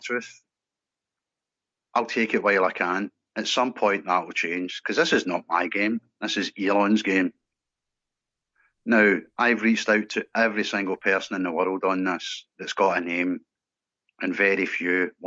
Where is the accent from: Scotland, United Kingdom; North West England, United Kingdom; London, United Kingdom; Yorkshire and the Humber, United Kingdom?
Scotland, United Kingdom; I'm a Scottish lad.